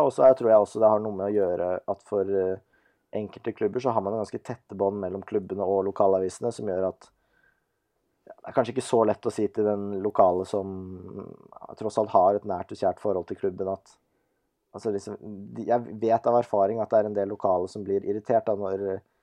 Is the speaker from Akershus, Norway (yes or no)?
yes; Nesodden, Akershus, Norway; vi er jo begge fra Nesodden, samme kull, samme vennegjeng